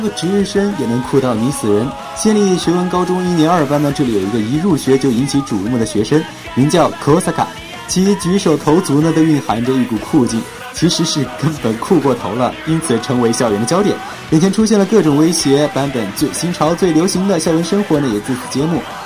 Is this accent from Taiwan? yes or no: no; China; 我们中国人的观念